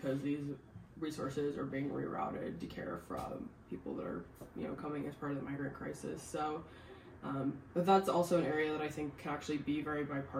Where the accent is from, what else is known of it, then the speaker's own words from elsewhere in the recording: Seattle, Washington, United States; also born or lived in California; now in Northern Virginia, United States; I grew up in the Seattle area, lived in California for a couple years